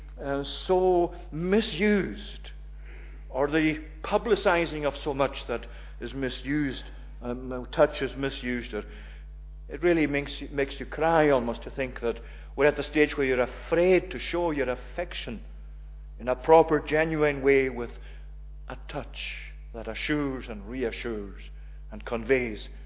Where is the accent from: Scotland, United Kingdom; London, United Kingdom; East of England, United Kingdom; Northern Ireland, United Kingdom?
Scotland, United Kingdom; Tongue; the village I was brought up in Tongue